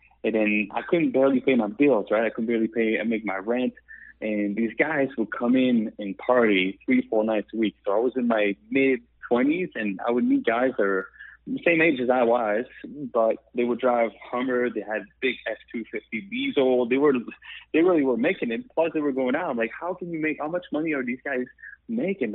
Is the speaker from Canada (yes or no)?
yes; Quebec, Canada; accent: French Canadian; English is a second language; moved away as an adult; also born or lived in Pennsylvania, United States / Myrtle Beach, United States; now in United States; I'm from Canada, the French part. You hear my accent